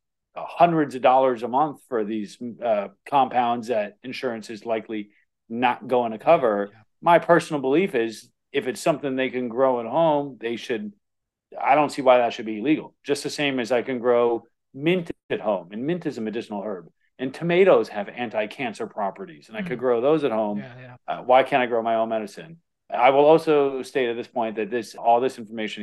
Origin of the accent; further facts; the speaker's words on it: Florida, United States; growing up in Florida